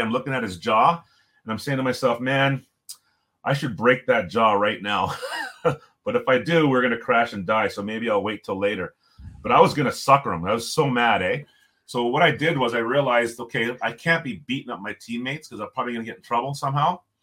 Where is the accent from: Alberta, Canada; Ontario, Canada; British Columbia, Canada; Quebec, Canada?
Ontario, Canada; Toronto; also born or lived in Jamaica; I was born in Jamaica, moved to Toronto when I was three.